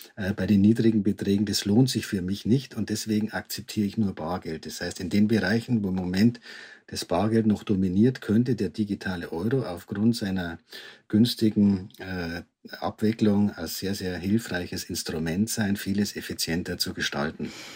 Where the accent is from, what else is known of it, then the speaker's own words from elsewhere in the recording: Germany; wir als Deutsche